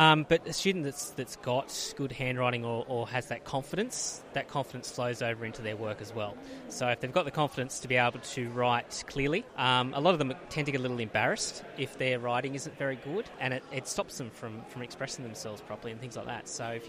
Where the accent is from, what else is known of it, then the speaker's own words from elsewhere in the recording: Sydney, New South Wales, Australia; I'm from Sydney